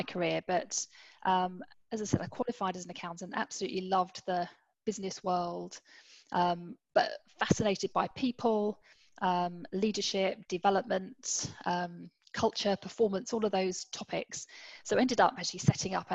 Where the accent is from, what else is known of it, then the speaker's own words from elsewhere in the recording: London, United Kingdom; I grew up in the East End of London, pretty humble beginnings